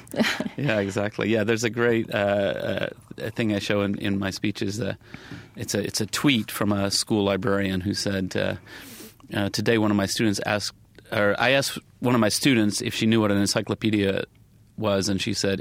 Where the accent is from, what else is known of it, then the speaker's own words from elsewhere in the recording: the South, United States; certainly growing up in the South, my parents are very, very nice people